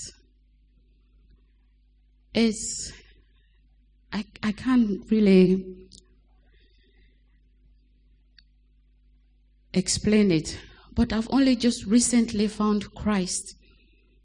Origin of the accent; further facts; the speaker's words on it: Sierra Leone; now in Lower Cambourne, United Kingdom; I was born in Sierra Leone to a Muslim family